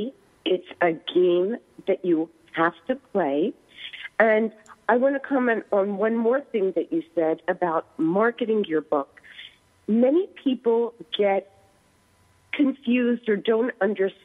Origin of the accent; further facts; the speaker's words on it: East Coast, United States; accent: East Coast; moved away; also born or lived in Silicon Valley, California; moving, of course, from the East Coast, which you cannot take out of my voice